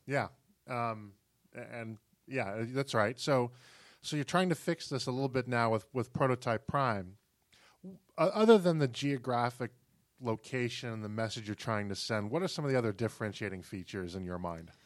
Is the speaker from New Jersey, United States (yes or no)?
no; Chamblee, Georgia, United States; my hometown of Shambly that has, I think, a population of about thirty thousand people